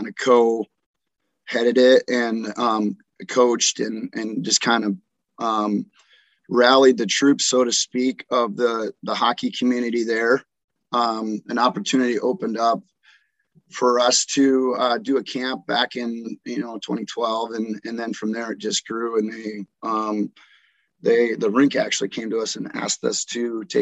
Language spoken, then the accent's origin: English; Green Bay, Wisconsin, United States; moved away as an adult; now in Tulsa, United States; I grew up in Green Bay, Wisconsin